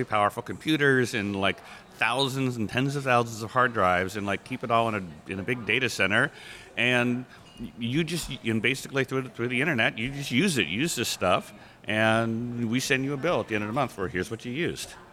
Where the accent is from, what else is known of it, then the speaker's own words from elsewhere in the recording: East Bay, California, United States; now in Seattle, United States; I grew up in East Bay, California